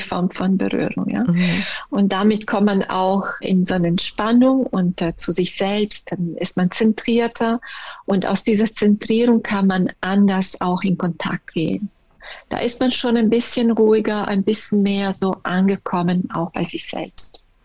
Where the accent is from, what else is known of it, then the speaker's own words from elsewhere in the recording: Italy; German is a second language; moved away as an adult; now in Germany; ich bin Italienerin, ich bin erst mit fünfundzwanzig hergekommen in den Norden